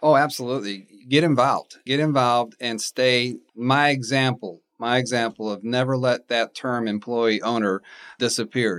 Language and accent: English; Raleigh, North Carolina, United States; moved away as an adult; now in Huntsville, United States; I'm from Raleigh, North Carolina